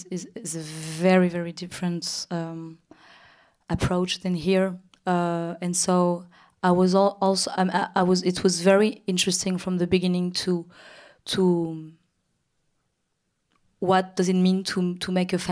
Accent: Paris, Île-de-France, France; even if I grew up in Paris in Europe, and that my intellectual artistic influences and background are built by a very Western culture, I think my African origins, and I don't know how to say my African, the African part of me

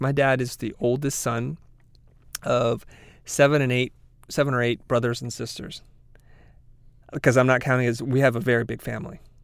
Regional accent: United States; as a person growing up in America, being first generation

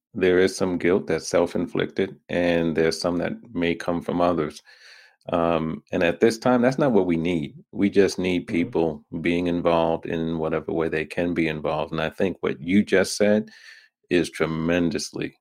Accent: New York, United States; moved away as an adult; also born or lived in Washington, D.C. area; I'm from New York, born in New York, raised in New York

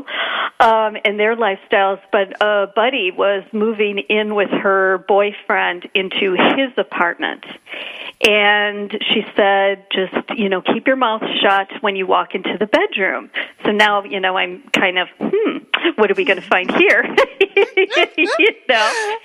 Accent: Wisconsin, United States; I'm from Wisconsin

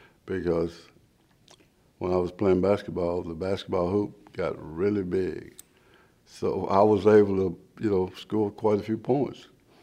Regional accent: Athens, Texas, United States; Well, growing up in Athens was like most small East Texas towns in the 60s. Very segregated, for one thing.

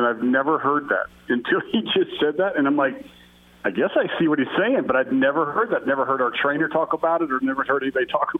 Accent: Minnesota, United States; born there; also born or lived in South Dakota; I was born in Minnesota and spent some time in South Dakota, too. So I know what cold feels like

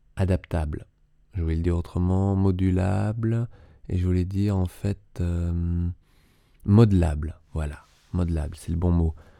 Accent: Paris, Île-de-France, France; j'ai grandi à Paris

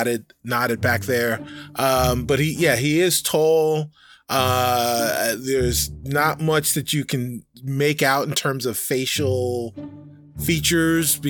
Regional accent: United States; I'm an American.

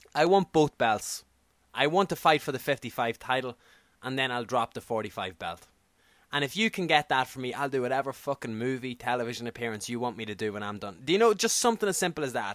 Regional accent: Ireland; accent: Irish; I'm an Irish media guy. I'm an Irish accent.

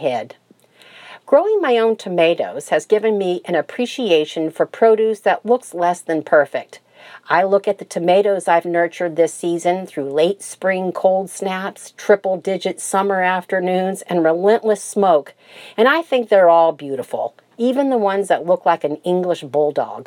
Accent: Florida, United States; I grew up in Florida and helped my dad grow tomatoes in our garden

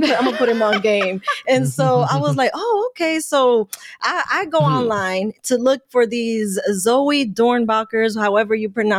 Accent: New York, United States; growing up in New York

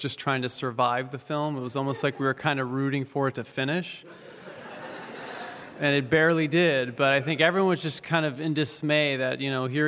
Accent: San Francisco, California, United States; I grew up in San Francisco.

